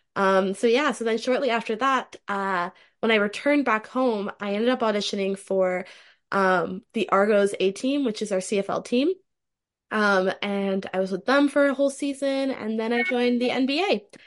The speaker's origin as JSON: {"language": "English", "town": "Toronto", "region": "Ontario", "country": "Canada", "said": "I'm from Toronto, Ontario, Canada, currently still living there"}